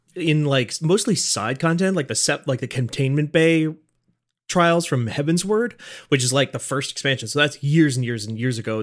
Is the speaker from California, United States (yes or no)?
no; North Dakota, United States; I've never moved out of, um, North Dakota p, per, in any kind of permanent fashion